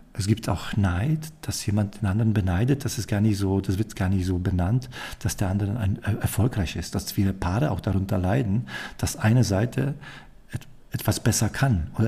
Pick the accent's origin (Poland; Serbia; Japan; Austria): Poland; moved away; ich komme aus Polen